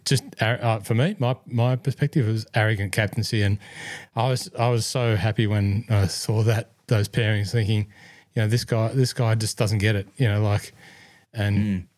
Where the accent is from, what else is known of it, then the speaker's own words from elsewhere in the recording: Scotland, United Kingdom; accent: Scottish; German's my second language if there was one outside of my Scottish accent